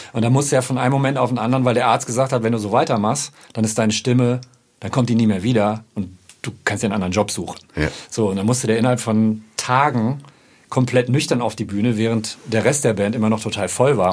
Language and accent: German; Ruhr area, North Rhine-Westphalia, Germany; ich komme aus dem Ruhrpott